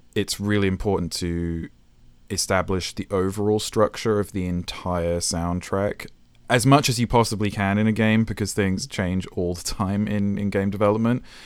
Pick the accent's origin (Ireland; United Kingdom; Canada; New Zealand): United Kingdom; moved away as an adult; also born or lived in Japan; now in California, United States; I'm British, so I'm not really, even though I've been here for nine years